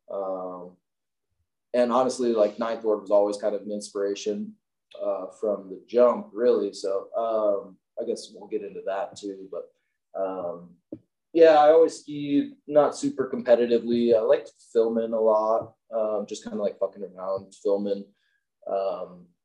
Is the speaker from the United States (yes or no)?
yes; Midwest, United States; now in Salt Lake City, United States; growing up in the Midwest, I'm always kind of dreaming about that.